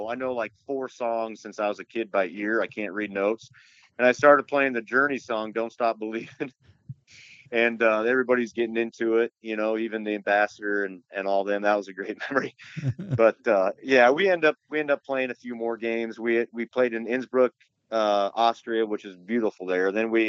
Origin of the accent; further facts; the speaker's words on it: Atlantic, Iowa, United States; also born or lived in Maryville, Missouri / Cedar Falls, Iowa; back in my hometown, Atlantic, Iowa, then Cedar Falls